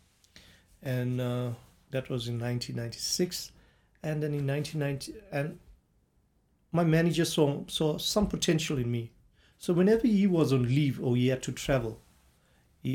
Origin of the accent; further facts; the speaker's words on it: Durban, KwaZulu-Natal, South Africa; I grew up in Durban, in Chatsworth